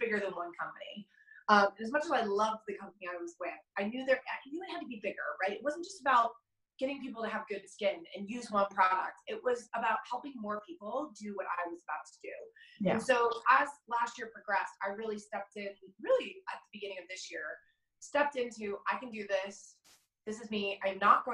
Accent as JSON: {"language": "English", "region": "California", "country": "United States", "also_born_or_lived": "New York", "moved": "yes", "lives_now": "Denver, United States", "said": "I'm from California originally, California girl, like legitimately California girl"}